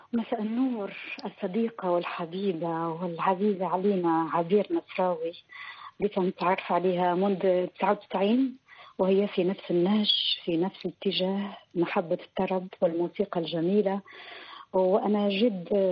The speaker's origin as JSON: {"language": "Arabic", "country": "Morocco", "said": "وانا كامراه مغربيه مسلمه"}